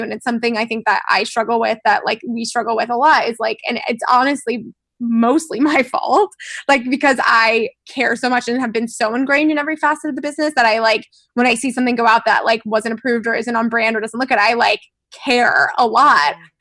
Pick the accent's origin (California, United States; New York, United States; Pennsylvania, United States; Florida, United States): Florida, United States; I'm from Florida